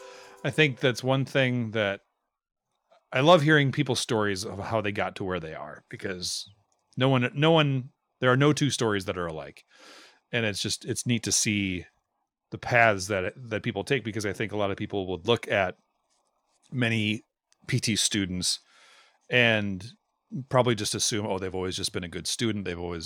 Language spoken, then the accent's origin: English; Minnesota, United States; I'm from Minnesota. I don't know these things.